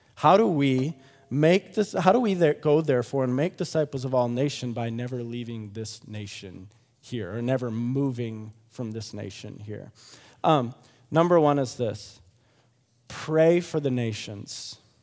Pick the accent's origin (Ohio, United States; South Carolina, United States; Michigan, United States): Michigan, United States; Grand Rapids; moved away; I'm from Grand Rapids, Michigan originally